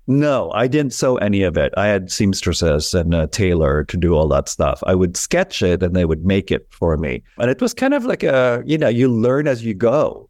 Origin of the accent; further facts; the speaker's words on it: Philippines; moved away as an adult; now in New York, United States; I was born in the Philippines when I moved to New York in nineteen eighty-nine.